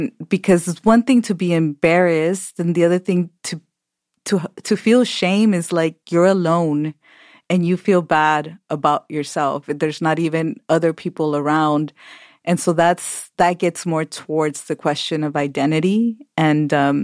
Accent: Los Angeles, California, United States; first language Spanish; English is a second language; I grew up in Los Angeles, crossing the border when I was little to Tijuana

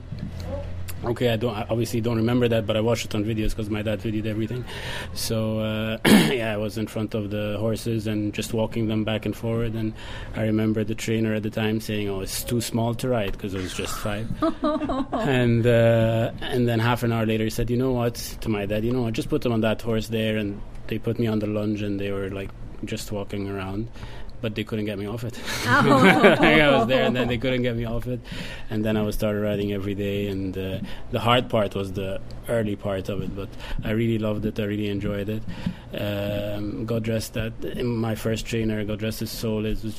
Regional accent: Cairo, Cairo Governorate, Egypt; now in Ireland; I'm Egyptian. I was born in Egypt, obviously in Cairo.

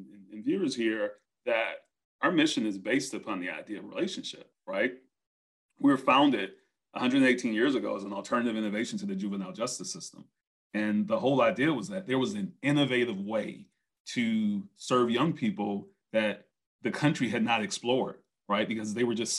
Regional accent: Brunswick, Georgia, United States; he was from my hometown. That's where I grew up

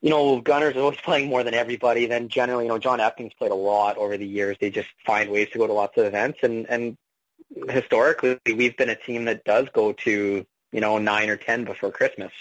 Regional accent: Alberta, Canada; now in Manitoba, Canada; I grew up in Alberta

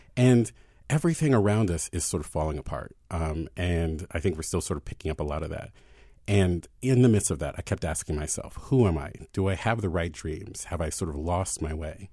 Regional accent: Baltimore, Maryland, United States; moved away as an adult; also born or lived in Philadelphia; I had left Philadelphia and moved back to my hometown, and I had said I didn't want to move back to Baltimore even to be buried

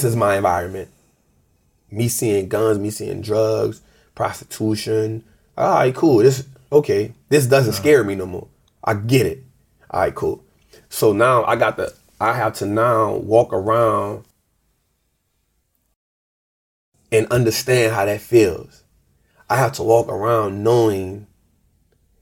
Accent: New Orleans, Louisiana, United States; born and raised in New Orleans

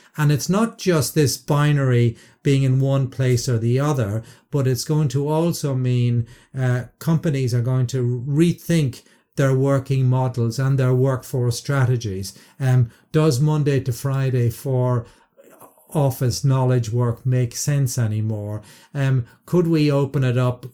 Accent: Ireland; I, as an Irishman

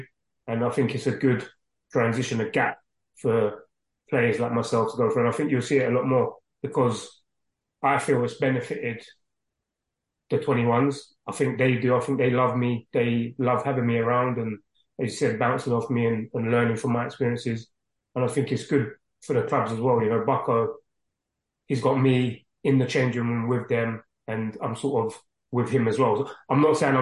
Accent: London, United Kingdom; growing up in East London

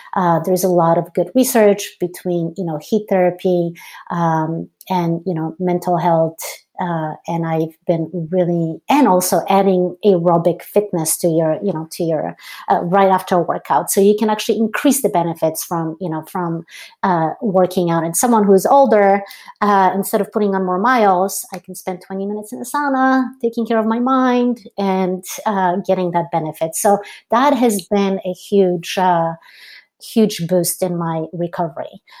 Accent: Poland; moved away; growing up in Poland, uh, so I grew up in Poland, Eastern European

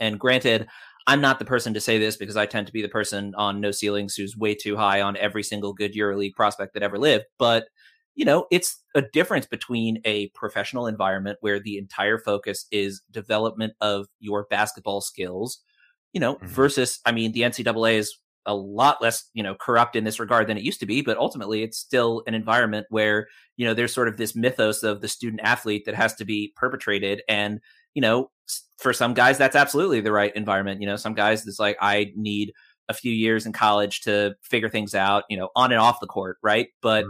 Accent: Australia; as an Australian, I think the odds are probably better

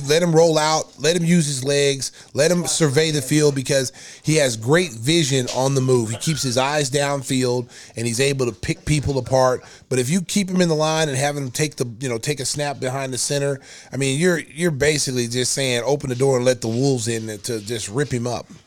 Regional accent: Oklahoma, United States; I'm from Oklahoma

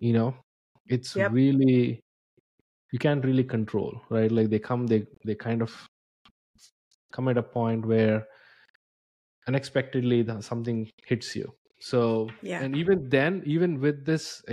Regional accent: India; moved away as an adult; So I'm from India. I moved here like 10 years ago.

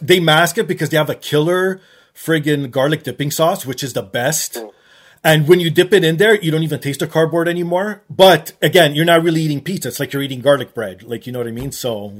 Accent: Canada; I'm a Canadian

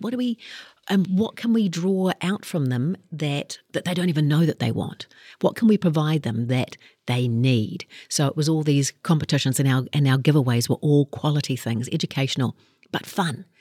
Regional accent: Kaikohe, Northland, New Zealand; I grew up in Kaikoi and, uh, looked at the options that we had up there

